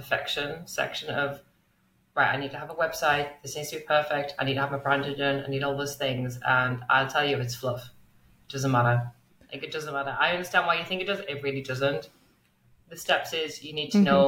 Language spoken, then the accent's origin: English; England, United Kingdom; now in Melbourne, Australia; As you can tell from my accent, I'm originally from England. And now I am very lucky to live in the beautiful Melbourne in Australia.